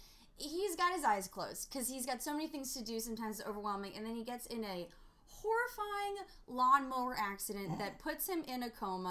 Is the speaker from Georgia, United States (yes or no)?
no; New York, United States; Because I'm a New Yorker.